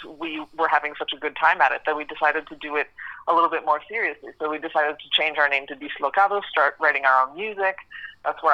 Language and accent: English; Canada; So anyway, so I was born and raised in Canada